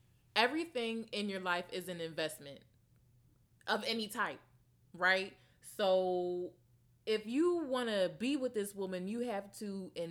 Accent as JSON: {"language": "English", "town": "Philadelphia", "region": "Pennsylvania", "country": "United States", "tie": "born or raised there", "said": "Yep, right in West Oak Lane. Shout out to Philly. I love my hometown."}